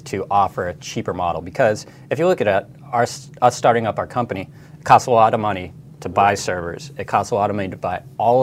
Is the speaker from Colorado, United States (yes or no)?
yes; Denver, Colorado, United States; My hometown football team, the Denver Broncos